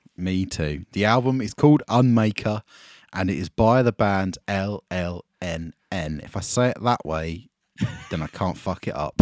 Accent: Essex, East of England, United Kingdom; I'm from Essex

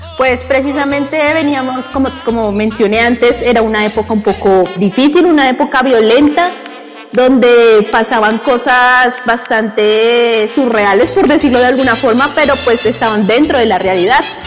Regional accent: Colombia

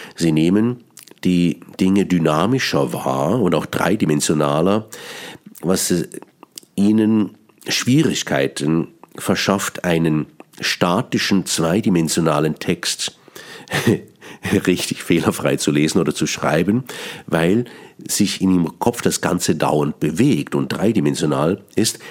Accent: Bern, Switzerland; accent: Bernese Swiss German; first language Swiss German; German is a second language; Ich bin gebürtiger Berner. Mein Hochdeutsch ist nicht meine Muttersprache

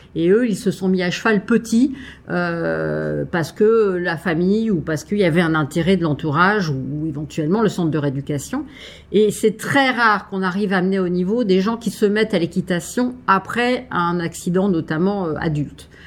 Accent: France; chez nous en France

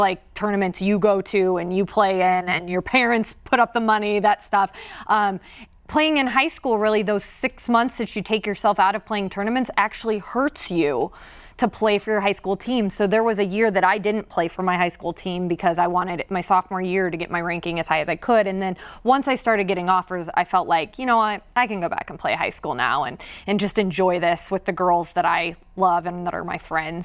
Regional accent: Indiana, United States; moved away; growing up in Indiana

